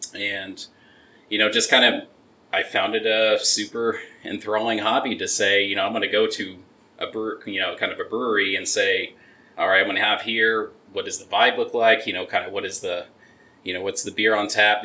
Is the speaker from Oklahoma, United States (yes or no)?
yes; Oklahoma City, Oklahoma, United States; now in Texas, United States; I'm originally from the Oklahoma City area